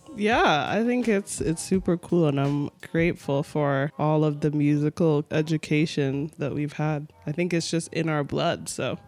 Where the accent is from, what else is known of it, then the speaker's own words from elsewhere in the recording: Mississauga, Ontario, Canada; where I grew up in North Mississauga